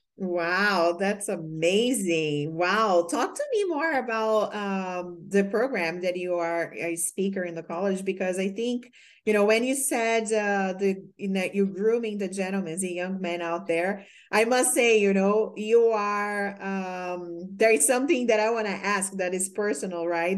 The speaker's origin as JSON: {"language": "English", "country": "Brazil", "second_language": "English", "moved": "as an adult", "said": "when I came from Brazil, I was an exchange student"}